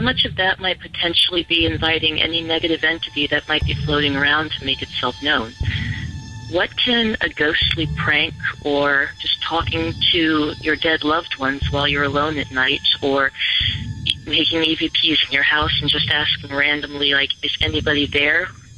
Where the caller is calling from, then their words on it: Virginia Beach, Virginia, United States; This is …, and I'm calling from Virginia Beach, Virginia.